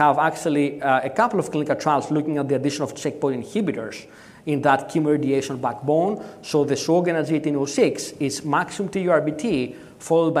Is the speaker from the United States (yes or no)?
no; Athens, Attica, Greece; I'm from Athens